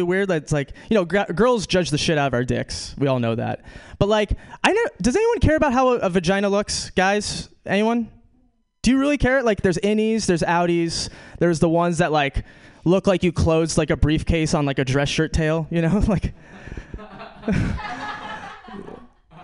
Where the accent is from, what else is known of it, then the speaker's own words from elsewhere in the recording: New York, United States; moved away as an adult; also born or lived in Brazil; now in California, United States; I'm from New York. Some of you guys know this about me. I'm from New York